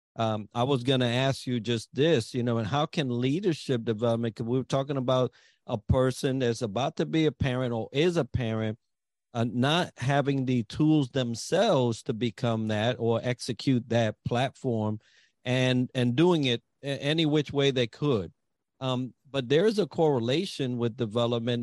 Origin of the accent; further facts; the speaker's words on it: New York City, New York, United States; I grew up in the Bronx